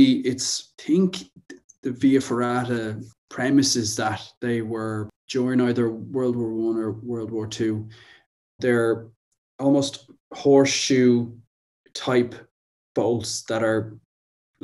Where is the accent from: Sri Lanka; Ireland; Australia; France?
Ireland; Wicklow, Leinster; I'm from Wicklow, which is just below Dublin